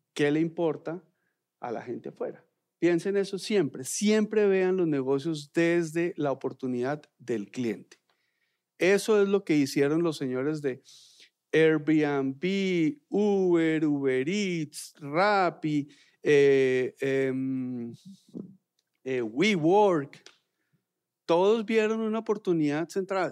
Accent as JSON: {"language": "Spanish", "country": "Colombia", "said": "en Colombia somos unos tesos"}